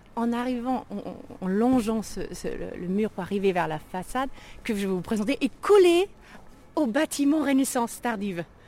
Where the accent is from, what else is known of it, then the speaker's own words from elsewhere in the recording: Germany; French is a second language; moved away; also born or lived in Rueil-Malmaison, France; je suis originaire d'Allemagne, je viens du lac de Constance